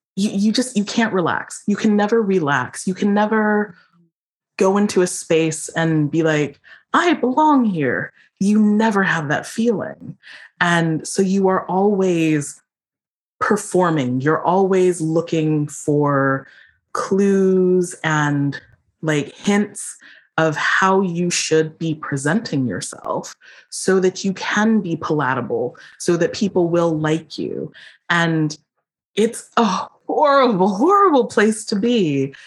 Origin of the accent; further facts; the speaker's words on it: Philadelphia, Pennsylvania, United States; I was born in Philadelphia